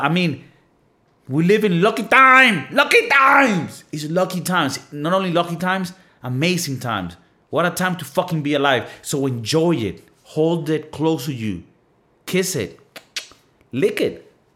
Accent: Venezuela; moved away; I come from Venezuela

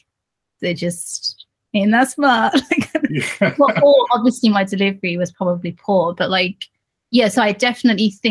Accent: Birmingham, West Midlands, United Kingdom; now in Leeds, United Kingdom; my hometown, which is Birmingham

